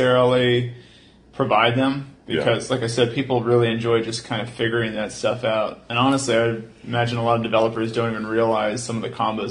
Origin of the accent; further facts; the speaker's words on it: Houston, Texas, United States; moved away as an adult; now in Austin, United States; we're from Houston